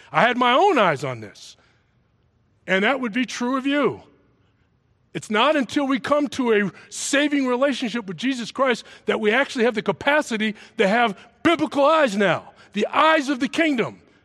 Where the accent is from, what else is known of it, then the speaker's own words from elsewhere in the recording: Massachusetts, United States; also born or lived in New York City; I grew up in a Southern state in the North called Massachusetts. I was originally from New York City, foster kid, brought in out of an orphanage to some people who lived in Massachusetts